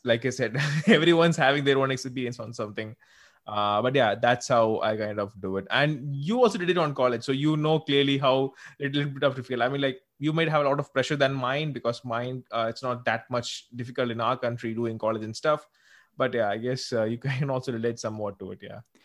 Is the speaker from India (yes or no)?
yes; South India, India; I'm actually from South India